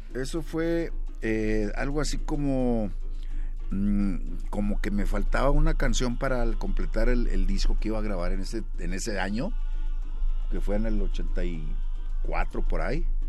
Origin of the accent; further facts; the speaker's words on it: Monterrey, Nuevo León, Mexico; Yo nací en la Nuevo Repueblo, una colonia también de Monterrey